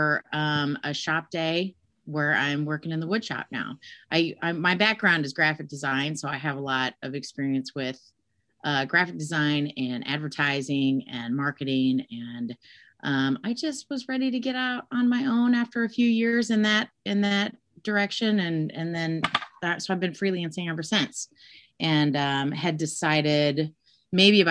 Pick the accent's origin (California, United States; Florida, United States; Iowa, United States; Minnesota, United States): Iowa, United States; Des Moines; I am born and raised in Des Moines, Iowa